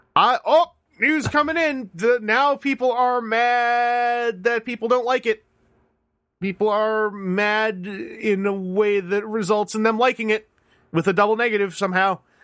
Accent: Canada; I, I live in Ca, I'm a Canadian. I live in, I live in Canada

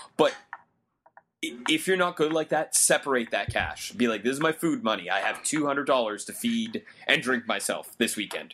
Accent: Canada; I'm a Canadian in America

